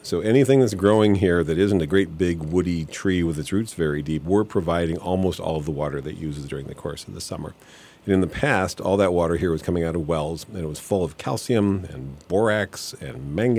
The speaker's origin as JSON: {"language": "English", "region": "Michigan", "country": "United States", "tie": "born or raised there", "said": "I want these northern high bush blueberries I grew up with in Michigan or whatever"}